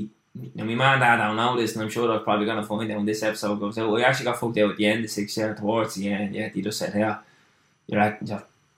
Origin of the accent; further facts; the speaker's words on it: Dublin, Leinster, Ireland; So similar to yourself, I grew up in Lord's Flats down there, just outside my dream machine, the Diamond.